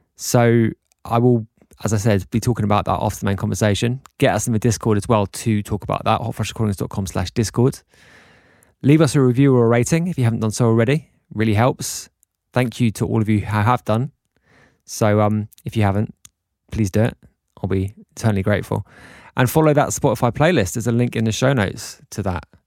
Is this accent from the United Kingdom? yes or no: yes; England, United Kingdom; now in Mallorca, Spain; being English guys